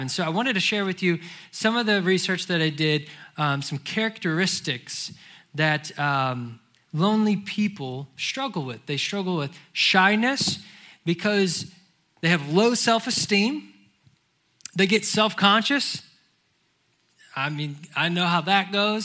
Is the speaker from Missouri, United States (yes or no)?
yes; St. Louis, Missouri, United States; moved away as an adult; now in Charlotte, United States; I have been born and raised in St. Louis